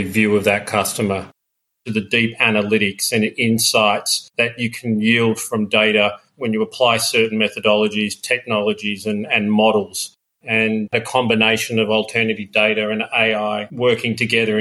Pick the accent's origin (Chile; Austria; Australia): Australia; Melbourne, Victoria; moved away as an adult; also born or lived in London; I grew up in Melbourne, and then after I finished my university degree in economics, like a lot of Australians, I went to London